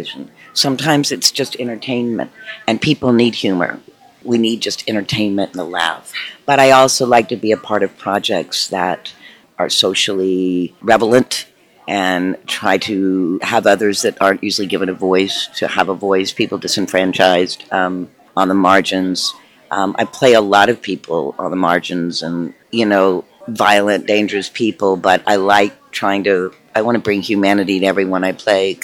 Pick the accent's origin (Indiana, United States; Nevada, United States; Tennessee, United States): Tennessee, United States; born or raised there; moved away